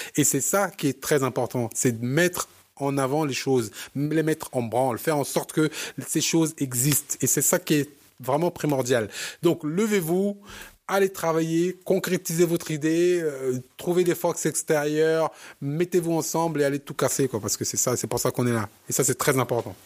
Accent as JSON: {"language": "French", "country": "Cameroon", "said": "moi, je, je viens du Cameroun"}